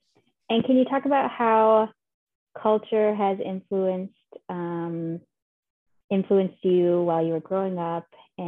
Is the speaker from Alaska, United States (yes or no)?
yes; Nulato, Kaltag, Minto, Alaska, United States; now in Fairbanks, United States; I just introduced my family. And I'm from Nuado, Kaikuk, Minto, but I live in Fairbanks.